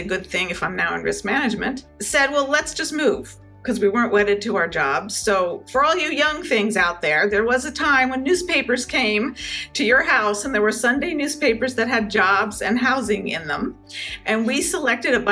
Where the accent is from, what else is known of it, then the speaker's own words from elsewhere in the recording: Connecticut, United States; moved away as an adult; also born or lived in New York City; I was born and grew up in Connecticut and spent, you know, basically all those formative